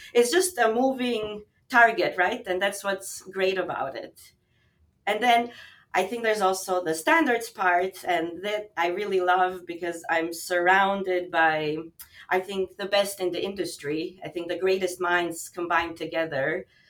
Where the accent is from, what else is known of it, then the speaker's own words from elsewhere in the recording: Albania; now in Montreal, Canada; I'm actually originally from Albania